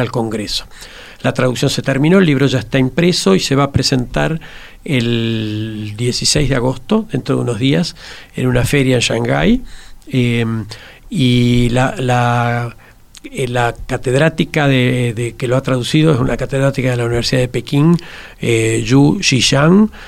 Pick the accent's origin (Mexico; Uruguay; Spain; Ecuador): Uruguay